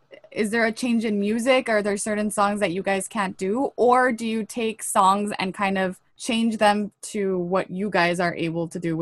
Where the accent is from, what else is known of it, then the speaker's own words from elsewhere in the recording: Mexico; soy de Mexico y fan desde chiquita, he crecido con eso.